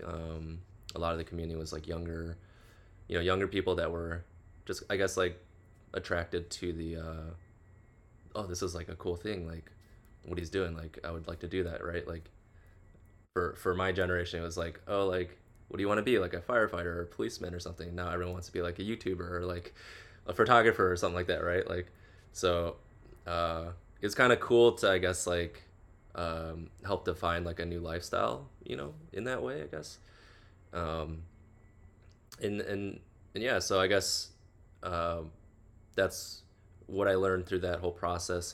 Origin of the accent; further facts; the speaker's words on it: Chicago, Illinois, United States; now in Los Angeles, United States; I'm from the Midwest, originally Chicago specifically